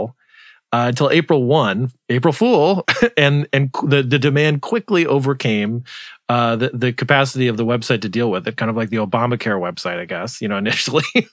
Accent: Arizona, United States; I grew up in Arizona

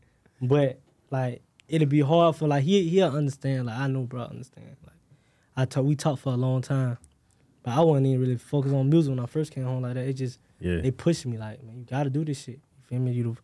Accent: Jacksonville, Florida, United States; I went to prison, like, I'm from Jacksonville.

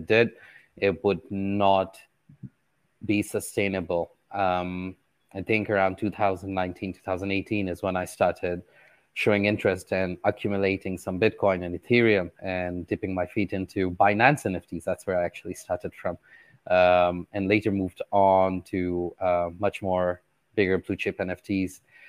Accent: Qatar; Well, born and raised in Qatar.

